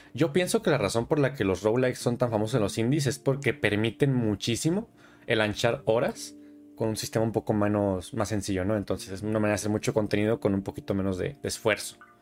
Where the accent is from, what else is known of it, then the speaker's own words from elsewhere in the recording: southern Michoacán, Mexico; Yo soy del estado de Michoacán